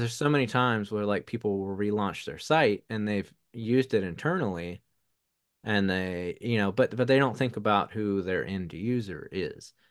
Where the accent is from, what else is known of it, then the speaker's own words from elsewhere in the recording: the South, United States; accent: Southern; my Southern accent